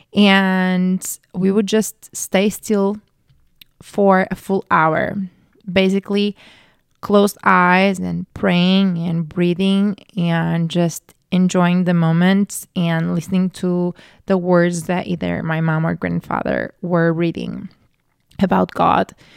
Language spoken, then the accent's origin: English; Portugal; I grew up Catholic in Portugal